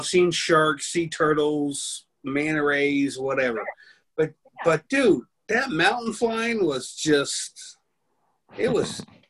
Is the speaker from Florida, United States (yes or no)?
yes; Florida, United States; I'm from Florida, so anything over an anthill is a mountain to me.